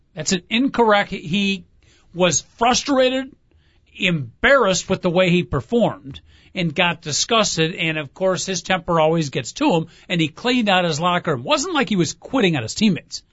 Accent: near Northwestern, Illinois, United States; I grew up near Northwestern

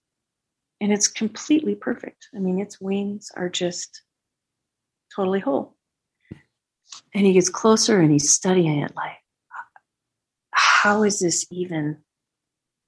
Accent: the West, United States; we were raised in the West when the West was still pretty rough

